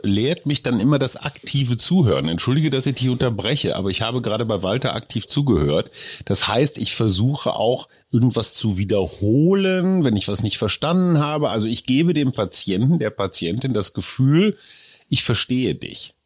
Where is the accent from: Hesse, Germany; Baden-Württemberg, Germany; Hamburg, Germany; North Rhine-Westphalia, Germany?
North Rhine-Westphalia, Germany; Bei uns Westfalen